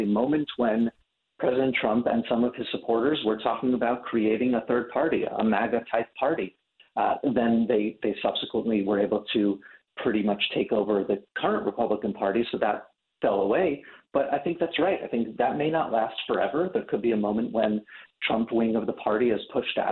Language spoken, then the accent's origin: English; New York, United States; I'm from New York